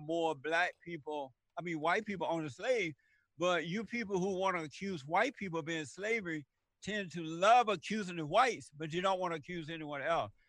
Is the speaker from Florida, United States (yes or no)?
no; Alabama, United States; I was born and raised in Alabama. I was raised on a plantation there under the Jim Crow laws